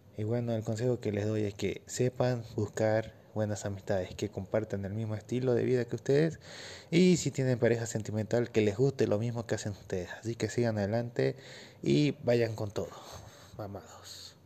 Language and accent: Spanish; Bolivia; Yo soy de Bolivia